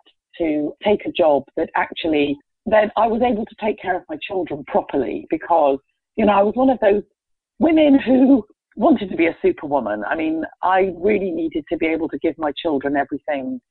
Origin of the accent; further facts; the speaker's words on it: England, United Kingdom; moved away as an adult; I was born in England